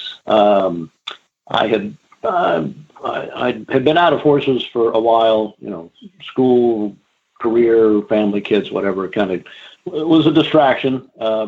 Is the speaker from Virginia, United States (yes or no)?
yes; Virginia, United States; I've been in Virginia all my life